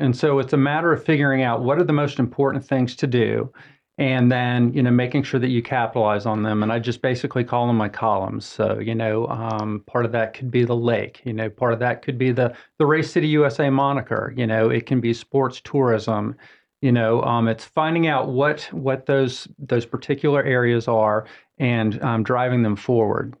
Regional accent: Atlanta, Georgia, United States; moved away as an adult; also born or lived in Augusta, Georgia; now in Mooresville, United States; I'm originally from Atlanta, Georgia

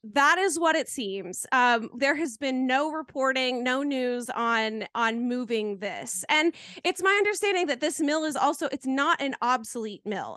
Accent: Canton, North Carolina, United States; my hometown

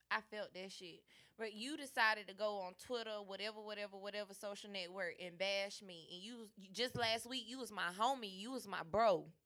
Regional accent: Chicago, Illinois, United States; I'm from Chiraq.

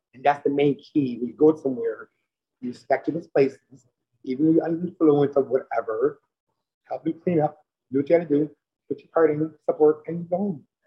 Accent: Fairfield, Connecticut, United States; also born or lived in Jamaica; now in New Haven, United States; I'm actually from Fairfield

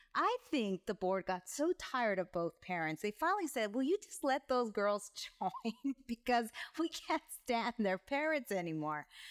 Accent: Rosemead, California, United States; moved away as an adult; also born or lived in San Fernando Valley / Mexico / Atlanta; So I grew up in California, in Southern California, in a small town, well, small town, city, Rosemaith, California

